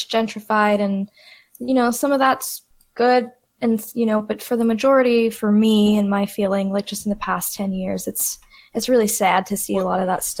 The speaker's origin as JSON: {"language": "English", "region": "rural Texas", "country": "United States", "tie": "born or raised there", "accent": "Texas", "lives_now": "Austin, United States", "said": "growing up in such a small town and like in, I guess we'd call it rural Texas."}